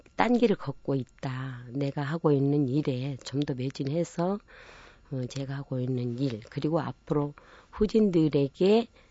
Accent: Namwon, North Jeolla, South Korea; moved away; 남원군 산동면 제일 그러니까 꼭지점 마을에서 제가 태어난 거예요.

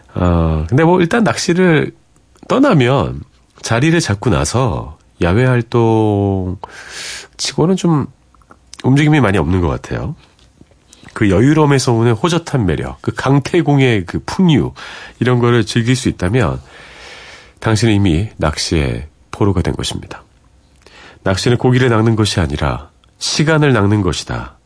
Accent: Seoul, South Korea; 저는 이제 서울에서 온 그런 초등학생이었고 제 동생도 서울에서 온 초등학생이었는데

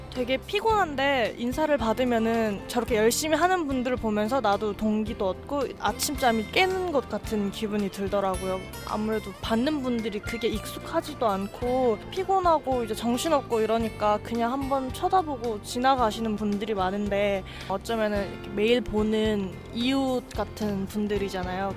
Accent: South Korea

